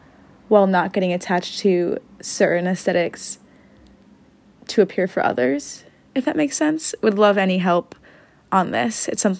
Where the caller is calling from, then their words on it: San Diego, California, United States; I'm calling in from San Diego with a question.